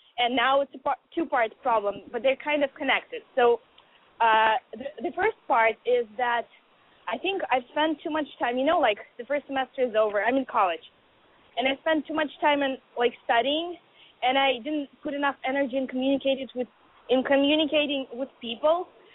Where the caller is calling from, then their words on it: Boston, Massachusetts, United States; I'm 20, and I'm calling from Boston.